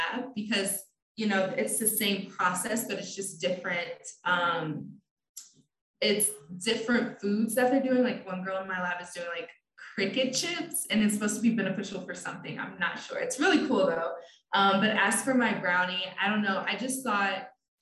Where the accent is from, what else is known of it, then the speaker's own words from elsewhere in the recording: South Bend, Indiana, United States; I literally was born in South Bend, I grew up in South Bend, and then I decided to stay in South Bend to go for my education.